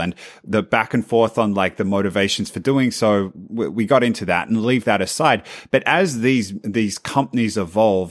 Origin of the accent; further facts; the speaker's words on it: Australia; as an Australian